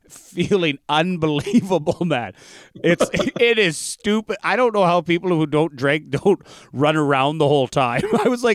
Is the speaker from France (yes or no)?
no; Canada; as a Canadian in the northern bush